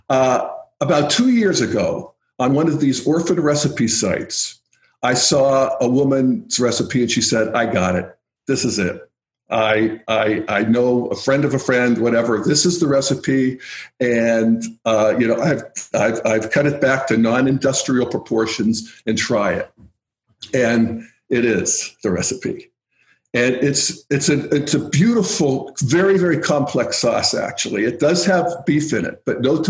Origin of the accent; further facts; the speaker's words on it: New Castle, Pennsylvania, United States; now in Boulder, United States; the town I grew up in, Newcastle, Pennsylvania